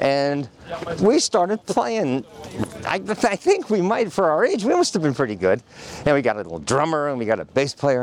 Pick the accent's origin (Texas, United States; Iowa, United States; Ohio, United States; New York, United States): New York, United States; New York City; I was born in New York City